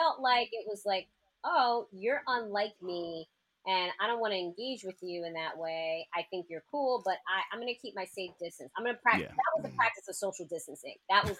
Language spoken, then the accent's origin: English; New York City, New York, United States; I was raised, I grew up in Queens, like Kingery Heights.